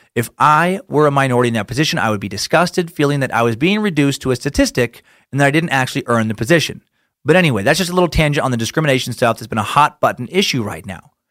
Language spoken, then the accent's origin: English; Idaho, United States; my home state